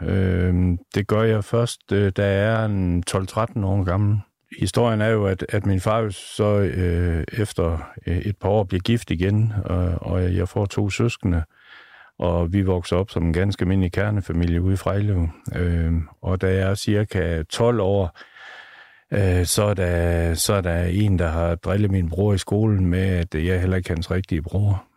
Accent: Aalborg, North Denmark Region, Denmark; De boede ude på Gertrud Raskvej. Jeg er født ude på Gertrud Raskvej

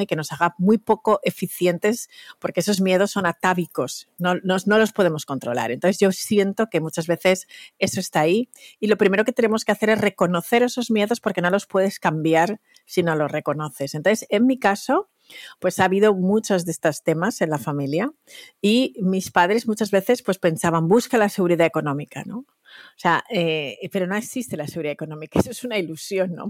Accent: Valencia, Valencian Community, Spain; moved away as an adult; also born or lived in Equatorial Guinea (parents); now in New York, United States; me siento súper española. Toda mi educación, mi estructura mental, mi, infancia está construida ahí

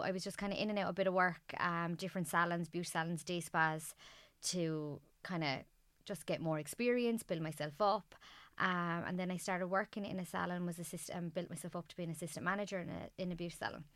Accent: Ireland; born or raised there; also born or lived in Darwin, Australia

